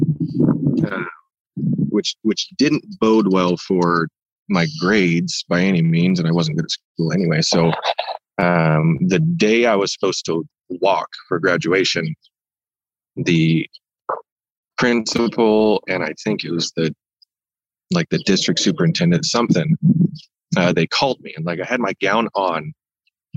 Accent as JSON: {"language": "English", "town": "Ilwaco", "region": "Washington", "country": "United States", "tie": "born or raised there", "also_born_or_lived": "Portland, Oregon", "moved": "as an adult", "lives_now": "Idaho, United States", "said": "I grew up in Long Beach in Ilwaco, Washington"}